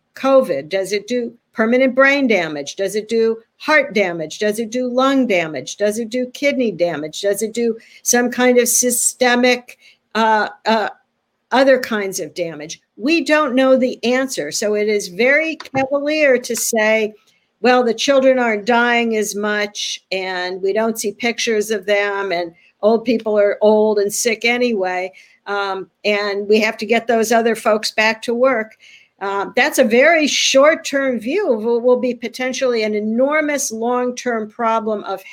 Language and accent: English; California, United States; now in Philadelphia, United States; as a Californian